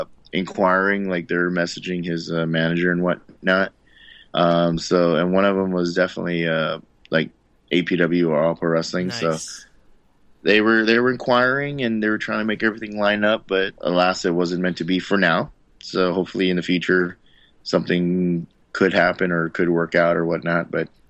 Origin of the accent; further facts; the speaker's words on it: Philippines; whenever anybody asks, I always tell them, like, first and foremost, yeah, I'm Filipino.